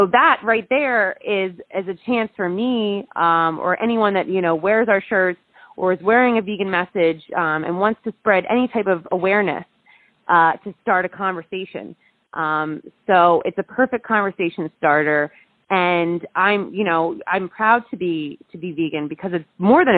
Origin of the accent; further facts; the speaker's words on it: Jersey Shore, New Jersey, United States; also born or lived in Pennsylvania; now in Los Angeles, United States; I am originally from the Jersey Shore, but I went to school in Pennsylvania